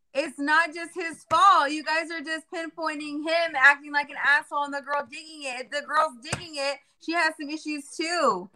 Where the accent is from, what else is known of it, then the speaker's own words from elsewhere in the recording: Jacksonville, Florida, United States; also born or lived in San Diego, California; I was raised in Jacksonville